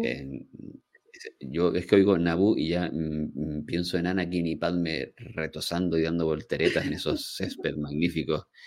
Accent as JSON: {"language": "Spanish", "area": "Gran Canaria", "region": "Canary Islands", "country": "Spain", "said": "Gran Canarios y gente de mi tierra"}